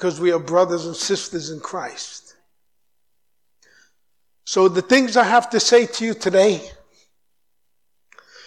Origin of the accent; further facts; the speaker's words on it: New York City, New York, United States; moved away as an adult; also born or lived in United Kingdom; now in Brazil; I grew up in New York